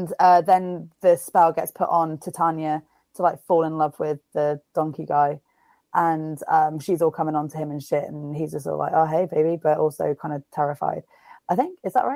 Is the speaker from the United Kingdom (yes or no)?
yes; England, United Kingdom; Being that I am from England and whatnot.